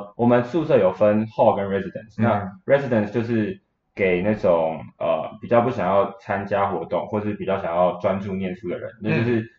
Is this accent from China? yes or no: no; Taiwan; 去找中国人，但是我台湾人应该没有这种，